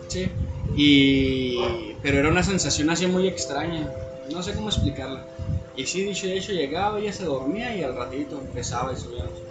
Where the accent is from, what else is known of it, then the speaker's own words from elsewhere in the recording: northern Mexico, Mexico; como típico norteño